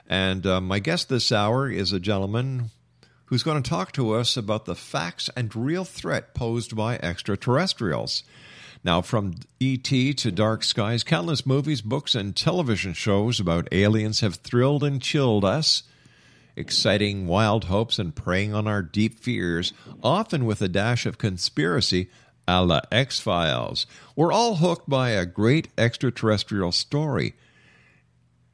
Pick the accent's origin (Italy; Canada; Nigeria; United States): Canada; Montreal, Quebec; my hometown of Montreal